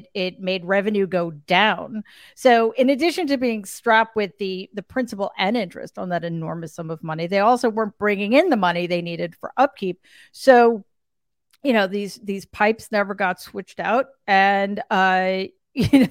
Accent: New York City, New York, United States; also born or lived in Long Island; I grew up in Queens, and I recently moved from Long Island back into the city.

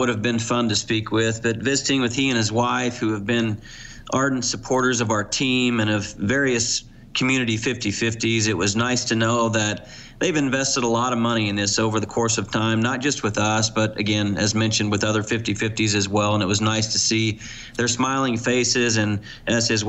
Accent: United States; now in Canada; I am American

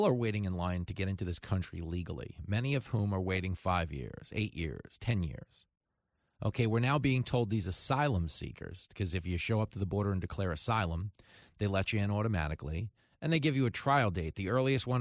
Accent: Levittown, New York, United States; I grew up in Levittown around a bunch of old men

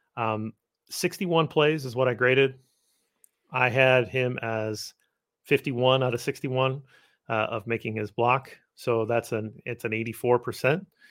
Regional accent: Midwest, United States; I'm a Midwesterner

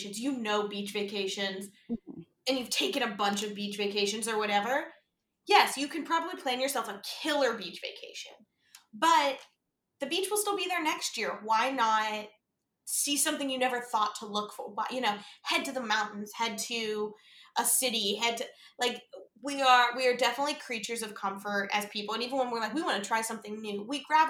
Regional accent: Pittsburgh, Pennsylvania, United States; I grew up in Pittsburgh

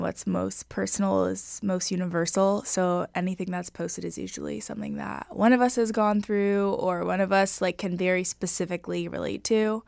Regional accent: Los Angeles, California, United States; born or raised there

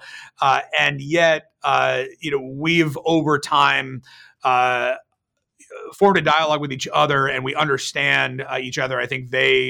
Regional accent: Bay Area, California, United States; I grew up in the Bay Area

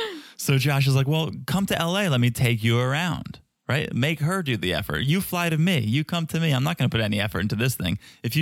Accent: Ukraine; English is a second language; I'm no American girl, remember? I'm Ukrainian girl.

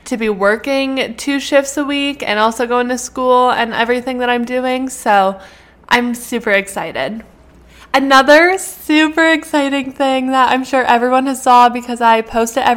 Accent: Canada; moved away as an adult; now in United States; I'm a Canadian citizen that is going to school in the US.

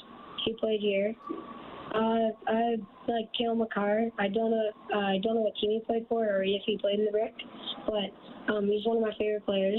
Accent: Airdrie, Alberta, Canada; I'm from Airdrie, Alberta.

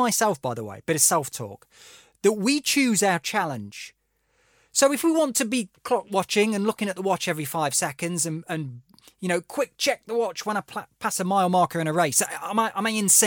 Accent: Derbyshire, East Midlands, United Kingdom; moved away; I'm from Derbyshire originally

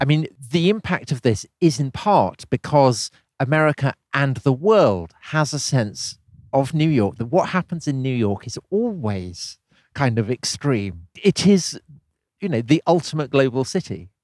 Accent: Wiltshire, South West England, United Kingdom; I was growing up in Wiltshire

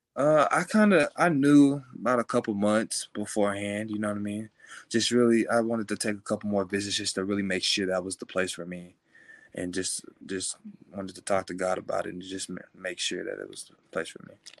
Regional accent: Willis, Texas, United States; I was raised in Willis, Texas

